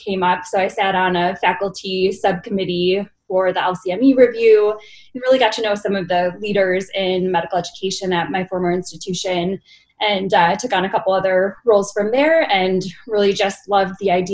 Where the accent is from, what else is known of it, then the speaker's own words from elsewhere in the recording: Buffalo, New York, United States; moved away as an adult; also born or lived in New Haven, Connecticut; now in Utah, United States; I'm originally from Buffalo, New York. I attended medical school there as well